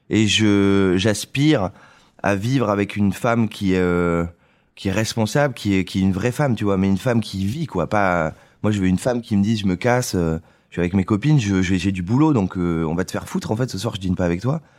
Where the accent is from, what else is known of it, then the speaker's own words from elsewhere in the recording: Saint-Émilion, Nouvelle-Aquitaine, France; moved away as an adult; Je suis parti de Saint-Émilion il y a, il y a six ans.